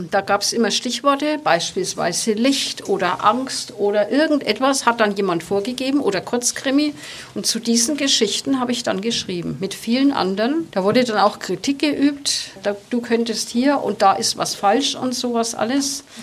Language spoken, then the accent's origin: German; Nuremberg, Bavaria, Germany; accent: Nuremberg dialect; Ich fürchte, dass das Handy meinen Nürnberger Dialekt nicht anerkennen würde.